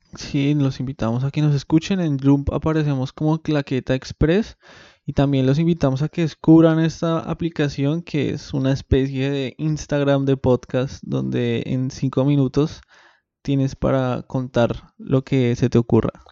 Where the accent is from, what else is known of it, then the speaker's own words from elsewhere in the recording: Bogotá, Colombia; now in Buenos Aires, Argentina; como bogotano que soy